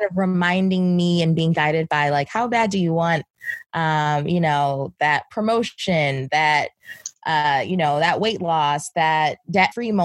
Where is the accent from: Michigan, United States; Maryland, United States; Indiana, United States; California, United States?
Maryland, United States; Baltimore; now in New York City, United States; I'm originally from Baltimore, Maryland, but I'm based in New York City.